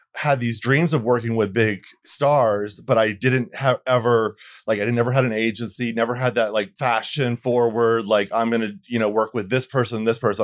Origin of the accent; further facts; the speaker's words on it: Bradenton, Florida, United States; also born or lived in Atlanta; now in Los Angeles, United States; I'm from Florida, a, a small town, Bradenton, Florida, um, right north of Sarasota